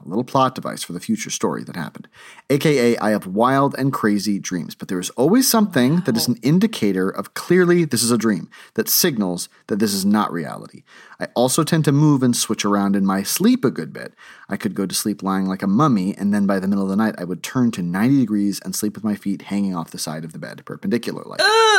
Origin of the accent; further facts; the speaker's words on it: Texas, United States; This was one of my first times really driving around in the Northeast. I grew up in Texas.